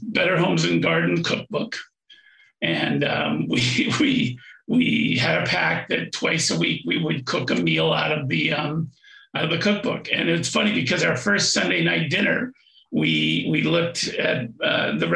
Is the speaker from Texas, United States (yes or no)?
no; Aspen, Colorado, United States; I grew up in Aspen, Colorado